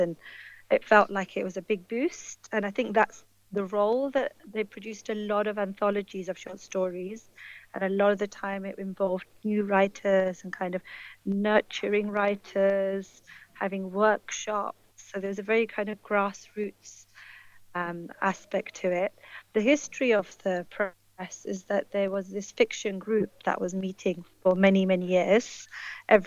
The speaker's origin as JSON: {"language": "English", "region": "London", "country": "United Kingdom", "tie": "born or raised there", "also_born_or_lived": "India", "moved": "as an adult", "lives_now": "Birmingham, United Kingdom", "said": "I grew up in a place called Plumstead in southeast London"}